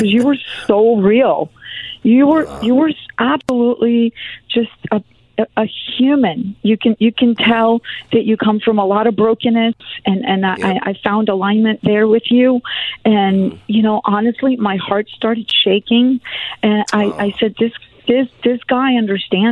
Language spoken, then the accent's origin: English; Serbia; also born or lived in Germany; now in United States; I'm born in Germany, but I grew up in Serbia